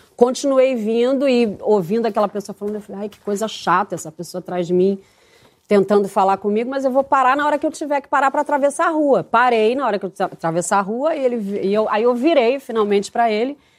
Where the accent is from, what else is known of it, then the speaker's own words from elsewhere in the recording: Rio de Janeiro, Brazil; minha, minha infância era ali, no Leblon dava volta de bicicleta no quarteirão